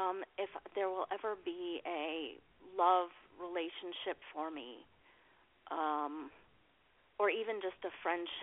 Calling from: Colorado, United States; I'm calling from Colorado.

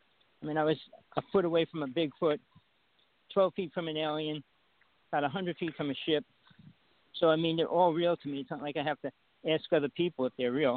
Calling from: Big Island of Hawaii, United States; I'm calling from the Big Island of Hawaii

